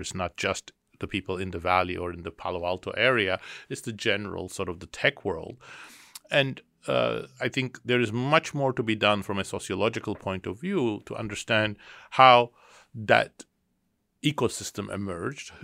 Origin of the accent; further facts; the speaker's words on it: Istanbul, Turkey; now in Boston, United States; I was born in Istanbul, Turkey, and I grew up there.